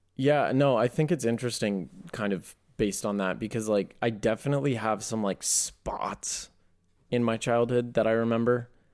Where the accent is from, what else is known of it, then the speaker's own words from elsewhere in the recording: East Coast, United States; I grew up in the East Coast.